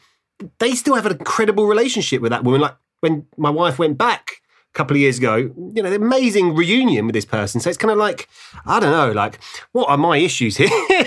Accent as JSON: {"language": "English", "town": "Ilford", "region": "London", "country": "United Kingdom", "said": "I'm from Ilford"}